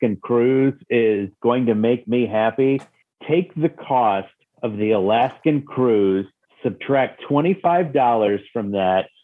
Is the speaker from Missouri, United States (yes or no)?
yes; Jefferson City, Missouri, United States; I grew up in Jefferson City, Missouri, which is the state capital of Missouri.